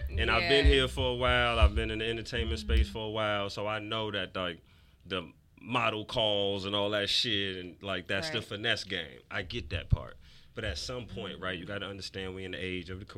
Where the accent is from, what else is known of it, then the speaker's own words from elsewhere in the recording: New York City, New York, United States; I'm from New York City